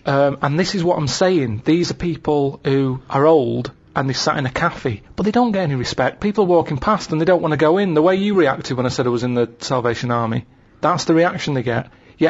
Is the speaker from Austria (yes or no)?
no; England, United Kingdom; But to me, being English isn't anything that great.